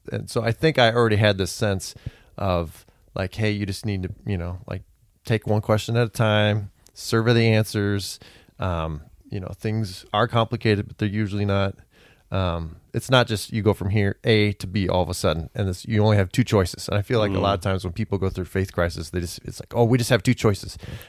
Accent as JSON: {"language": "English", "region": "California", "country": "United States", "tie": "born or raised there", "said": "So I was raised in California as a fundamentalist."}